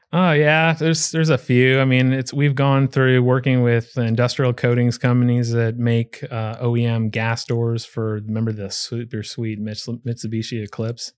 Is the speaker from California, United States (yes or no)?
yes; Pleasanton, California, United States; moved away; my hometown, um, when I lived in California is Pleasanton, California